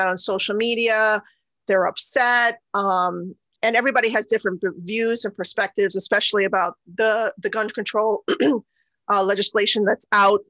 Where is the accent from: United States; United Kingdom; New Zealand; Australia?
United States; also born or lived in Guyana / India (ancestry); I'm also a citizen of the United States. And I grew up here